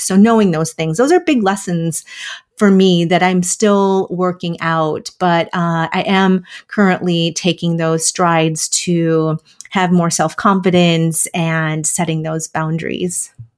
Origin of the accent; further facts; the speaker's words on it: Wisconsin, United States; moved away; also born or lived in Minnesota; I'm a Midwest girl, so I grew up in Wisconsin and went to college in Minnesota